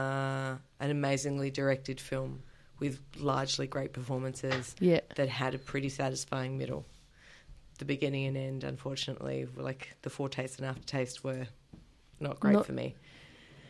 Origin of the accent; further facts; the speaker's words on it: Adelaide, South Australia, Australia; what is also my hometown